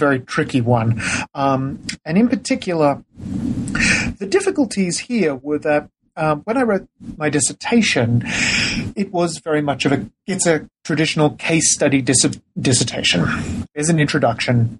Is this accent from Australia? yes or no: yes; Australia; moved away; I'm originally from Australia